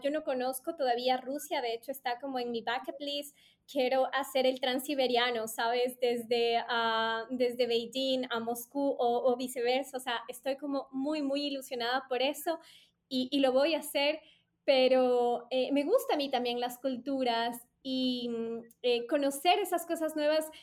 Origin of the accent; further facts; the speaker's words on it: Ecuador; les decía Ecuador